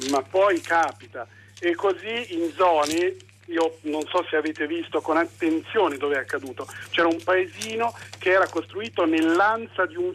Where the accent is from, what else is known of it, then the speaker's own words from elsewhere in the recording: Cologne, North Rhine-Westphalia, Germany; born there; Che io sono nato a Colonia, quindi conosco